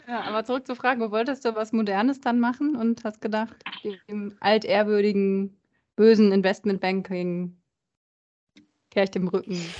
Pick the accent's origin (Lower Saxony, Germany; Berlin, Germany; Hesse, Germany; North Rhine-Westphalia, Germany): North Rhine-Westphalia, Germany; meine Heimat Ostwestfalen